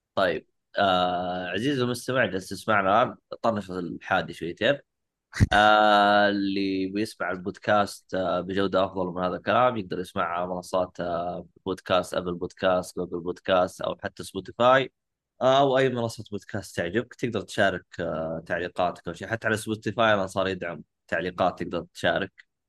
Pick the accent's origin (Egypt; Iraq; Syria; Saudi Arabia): Saudi Arabia; عندنا في السعوديه